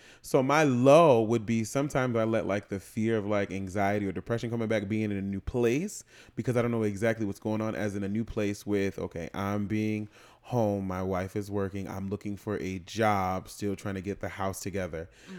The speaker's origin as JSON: {"language": "English", "region": "New England", "country": "United States", "tie": "born or raised there", "said": "In New England"}